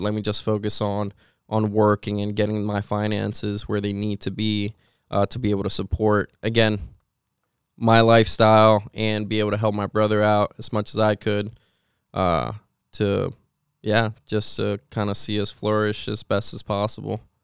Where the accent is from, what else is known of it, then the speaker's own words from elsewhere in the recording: Puerto Rico; also born or lived in Washington State, United States; now in Pennsylvania, United States; I grew up with my mom, so that's, uh, that's where I grew up, Puerto Rico.